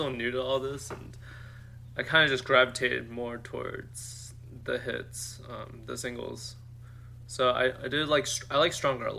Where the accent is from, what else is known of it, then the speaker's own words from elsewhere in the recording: United States; growing up in America in high school